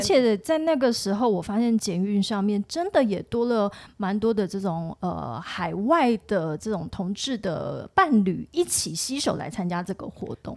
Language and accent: Chinese; Tainan, Taiwan; 我是台南人嘛